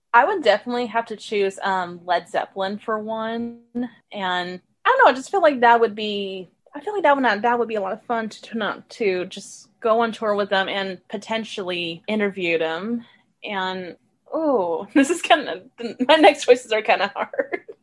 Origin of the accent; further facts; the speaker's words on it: Richmond, Texas, United States; also born or lived in Houston, Texas; I moved to a little suburban area called Richmond, Texas when I was 6 and I've been living there ever since